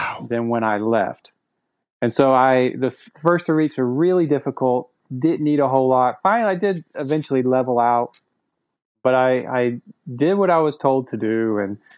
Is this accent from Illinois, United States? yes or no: no; Texas, United States; growing up in Texas, because that's where I'm originally from